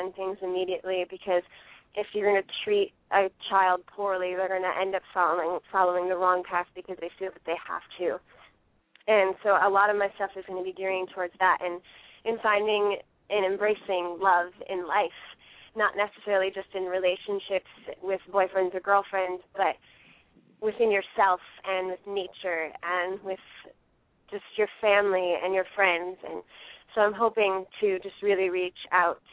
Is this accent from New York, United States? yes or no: yes; New York, United States; I grew up in New York State